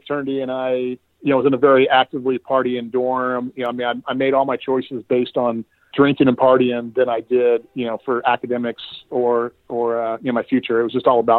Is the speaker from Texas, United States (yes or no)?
yes; Houston, Texas, United States; now in Waco, United States; I grew up in Houston, spent the majority of my life there, but moved to Waco about 6 months ago for an opportunity